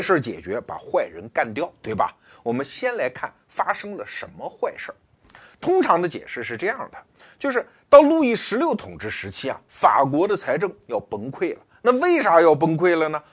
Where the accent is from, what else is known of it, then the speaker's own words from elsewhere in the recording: China; 我们中国人